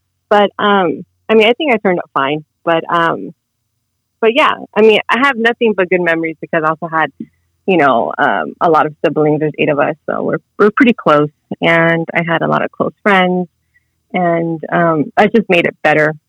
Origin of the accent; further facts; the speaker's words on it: Long Beach, California, United States; Long Beach, California.